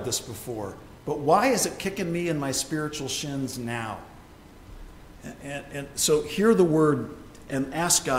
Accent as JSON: {"language": "English", "region": "Ohio", "country": "United States", "tie": "born or raised there", "moved": "as an adult", "said": "Deb and I grew up in Ohio"}